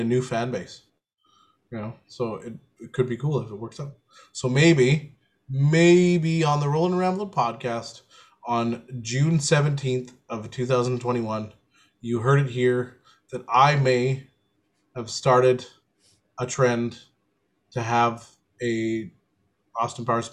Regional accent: Canada; I'm Canadian

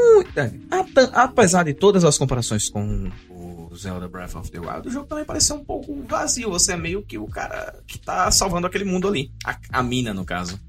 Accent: Serra Negra do Norte, Rio Grande do Norte, Brazil; lá da minha cidade, Serra Negra do Norte, no interior do Rio Grande do Norte

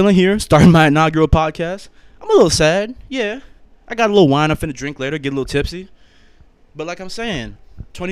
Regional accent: Rhode Island, United States; I'm originally from Rhode Island, so the Northeast.

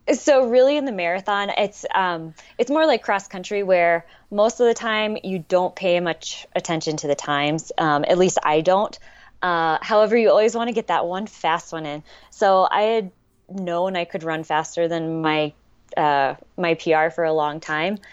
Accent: Leavenworth, Kansas, United States; now in Portland, United States; I grew up in Leavenworth, Kansas.

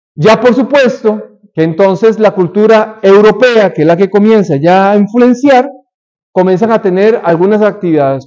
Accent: Costa Rica; moved away; en mi país, en Costa Rica

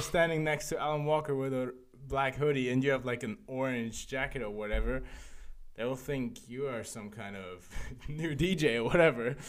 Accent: Frankfurt, Hesse, Germany; now in Berlin, Germany; Frankfurt, my hometown.

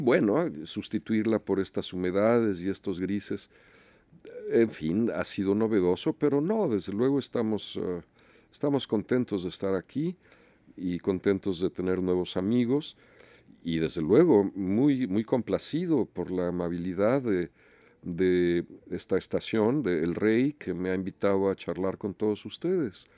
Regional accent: Mexico; los mexicanos que estamos de este lado de la frontera

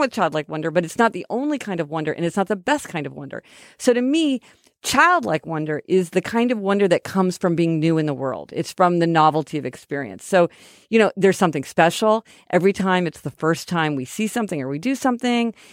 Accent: Kansas City, Missouri, United States; We're from Kansas City, Missouri

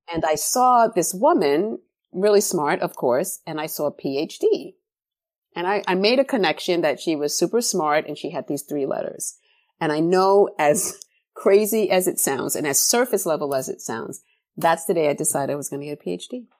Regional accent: New York City, New York, United States; I came of age in the nineteen eighties in the South Bronx

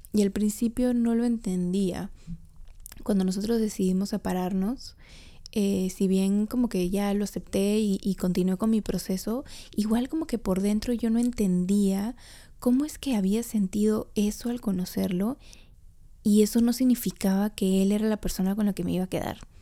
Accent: Trujillo, La Libertad, Peru; yo soy trujillana

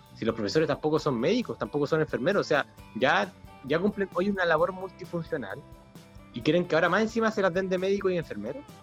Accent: Chile

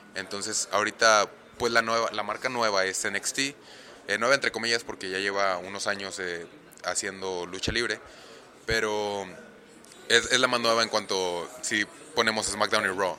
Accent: Monterrey, Nuevo León, Mexico; moved away as an adult; now in Orlando, United States; soy originario aquí de Monterrey, Nuevo León

